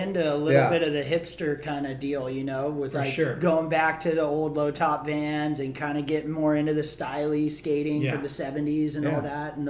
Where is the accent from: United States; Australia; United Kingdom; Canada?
Australia; Perth, Western Australia; I'm from Perth, you know?